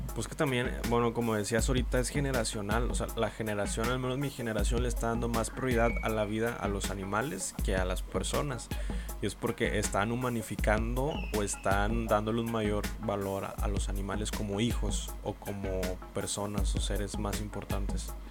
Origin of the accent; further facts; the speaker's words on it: Monterrey, Nuevo León, Mexico; nosotros que somos regiomontanos